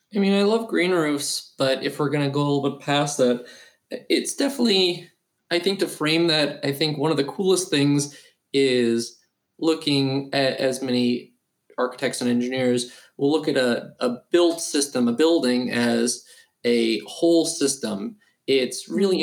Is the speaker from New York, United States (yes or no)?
yes; New York City, New York, United States; growing up in New York